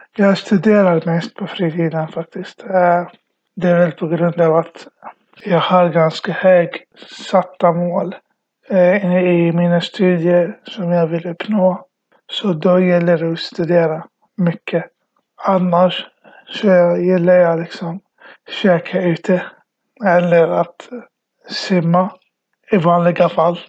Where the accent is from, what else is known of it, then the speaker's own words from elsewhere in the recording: Iraq; now in Sweden; jag kommer från Irak kom till Sverige 2010